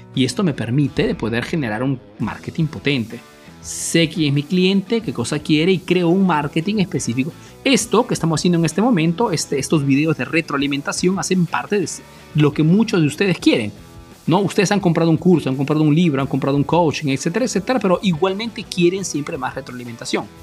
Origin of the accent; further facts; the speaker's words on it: Peru; moved away as an adult; now in Italy; yo soy peruano, pero vivo en Italia desde hace más de 25 años